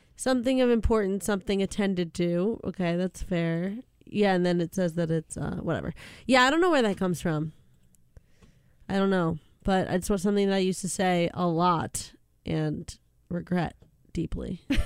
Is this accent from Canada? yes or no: yes; Canada; I'm Canadian